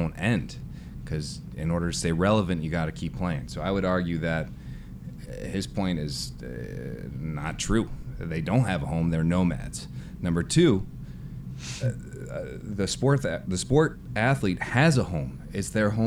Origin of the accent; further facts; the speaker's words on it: Chicago, Illinois, United States; I'm from Chicago